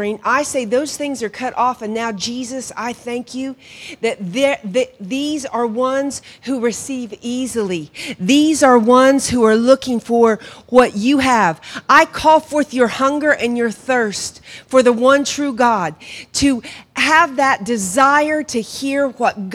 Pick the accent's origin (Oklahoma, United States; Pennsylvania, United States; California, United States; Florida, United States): Oklahoma, United States; Hominy; moved away as an adult; also born or lived in Pawhuska, Oklahoma / Guatemala; now in Ireland; I grew up in Hominy